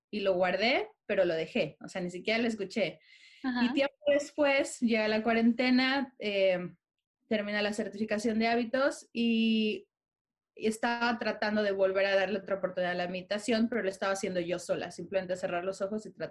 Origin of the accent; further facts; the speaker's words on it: Mexico; moved away as an adult; now in London, United Kingdom; somos una familia mexicana, orgullosamente mexicanos, pero por azares del destino, ahorita estamos viviendo en Londres.